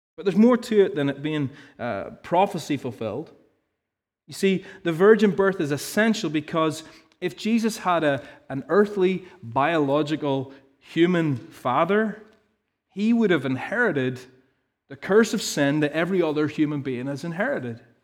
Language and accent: English; Ballymena, Northern Ireland, United Kingdom; I can't say that in a posh way, 'cause I have no teas, 'cause I'm from Ballymena